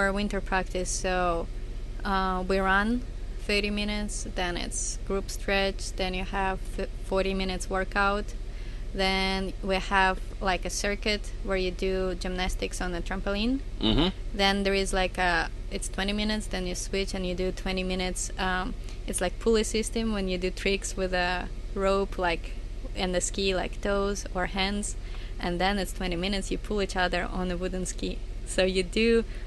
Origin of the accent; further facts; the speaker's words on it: Minsk, Belarus; I'm from Minsk.